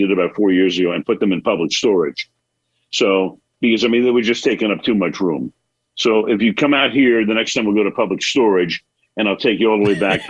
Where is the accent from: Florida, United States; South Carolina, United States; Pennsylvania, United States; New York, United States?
New York, United States; Brooklyn; also born or lived in Bay Area; It's upstairs, and I have behind me, well, Ebbets Field, because I grew up in Brooklyn, and I love New York, and the Empire State Building is there, and the Bay Bridge, because we lived in the Bay Area.